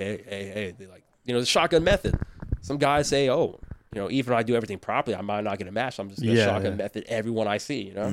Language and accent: English; Southern California, United States; moved away as an adult; I'm from Southern California